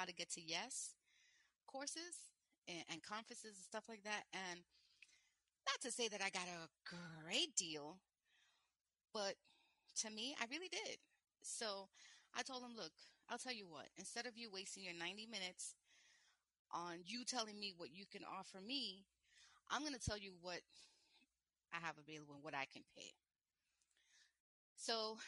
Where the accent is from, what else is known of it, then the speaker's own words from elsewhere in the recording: New York City, New York, United States; I'm from New York and a single mom